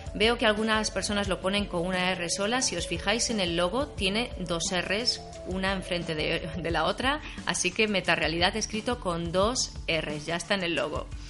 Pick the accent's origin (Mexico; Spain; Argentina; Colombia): Spain; A Coruña, Galicia; A Coruña, que es de donde soy yo, de Galicia